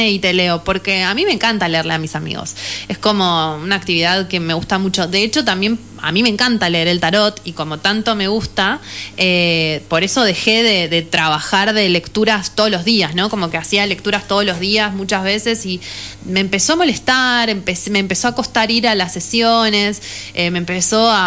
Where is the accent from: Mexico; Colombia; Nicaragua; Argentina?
Argentina; Buenos Aires; el pueblo siempre fue un lugar muy cerrado, de hecho yo lo viví así, vine de Buenos Aires